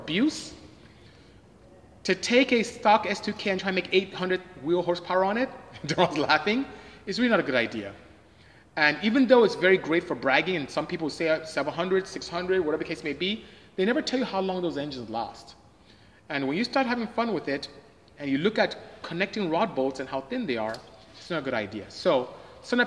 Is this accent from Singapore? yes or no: no; Nigeria; moved away; I'm West African. I'm from Nigeria